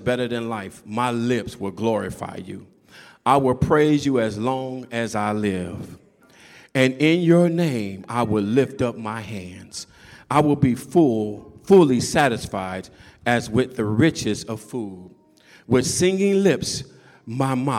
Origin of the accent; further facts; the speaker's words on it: California, United States; y'all know I'm from California